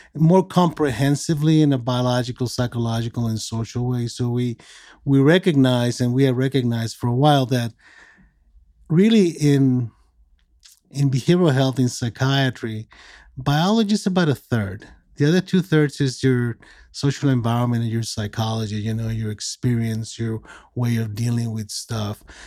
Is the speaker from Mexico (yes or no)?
yes; Mexico; moved away as an adult; also born or lived in California; I'm originally from Mexico. I was born and raised there from a Mexican father and American mother.